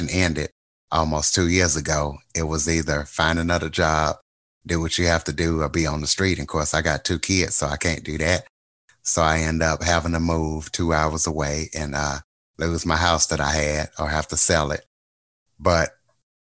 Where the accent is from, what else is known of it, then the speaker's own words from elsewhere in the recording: Louisiana, United States; accent: Louisiana; moved away as an adult; also born or lived in Wichita, Kansas; now in Kansas, United States; I'm from Louisiana, so I still have my Louisiana accent